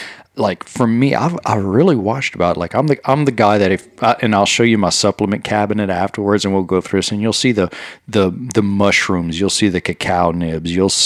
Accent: Cajun, Louisiana, United States; I'm a Cajun.

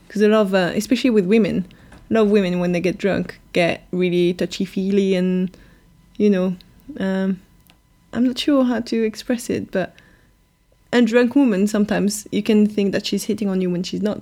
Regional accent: France; accent: French; now in London, United Kingdom

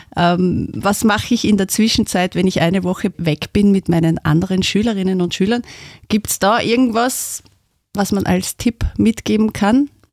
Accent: Styria, Austria; als Österreicher, als Steirer

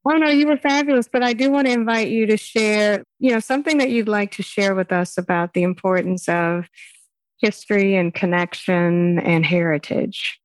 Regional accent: Texas, United States; as a Texan, I definitely grew up celebrating Juneteenth

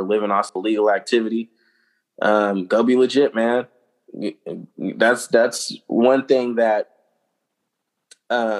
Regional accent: Vallejo, California, United States; the guys that I grew up with in Vallejo as a child

